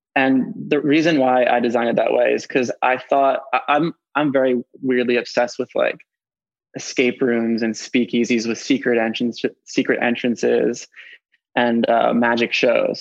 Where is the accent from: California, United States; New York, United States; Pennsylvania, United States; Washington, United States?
Pennsylvania, United States; Philadelphia; I'm 29 and I'm from Philadelphia